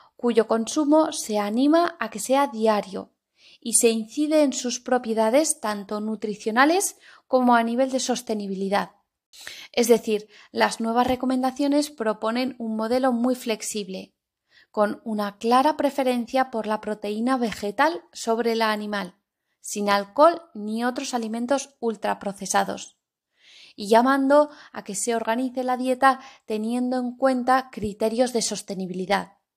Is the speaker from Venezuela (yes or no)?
no; Spain